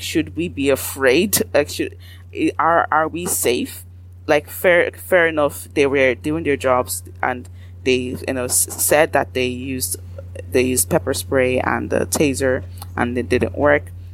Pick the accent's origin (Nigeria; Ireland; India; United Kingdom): Ireland; Irish, as Black Irish people